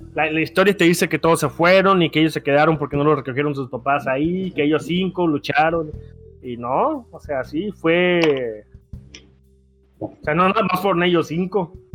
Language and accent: Spanish; Tamaulipas, Mexico; somos de Tamaulipas